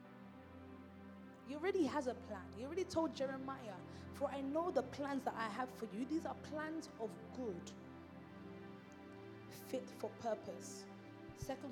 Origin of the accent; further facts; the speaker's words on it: London, United Kingdom; I'm from Islington